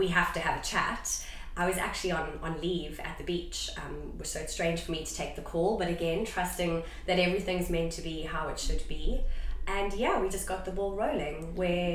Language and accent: English; South Africa; moved away as an adult; now in United Kingdom; I am originally from South Africa, yes. And I moved to the UK about, well, it was in April 2021.